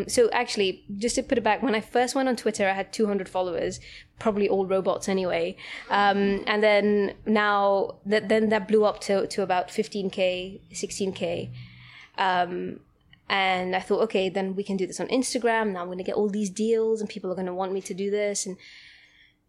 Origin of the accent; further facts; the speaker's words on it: Gibraltar; now in United Kingdom; I'm from Gibraltar, some very tiny country south of Spain. And I had a very comfortable life there.